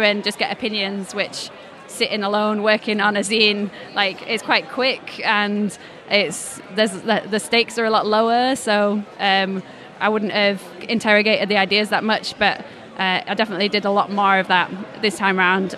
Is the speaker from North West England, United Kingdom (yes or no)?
no; Leeds, Yorkshire and the Humber, United Kingdom; I'm originally from Leeds, so it's my hometown show